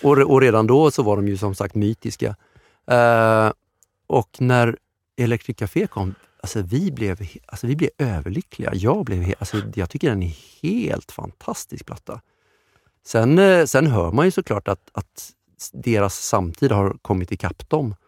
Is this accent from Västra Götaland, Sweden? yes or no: yes; Romelanda, Västra Götaland, Sweden; now in Stockholm, Sweden; utanför Göteborg, utanför Kungälv, i en pytteliten ort som heter Romelanda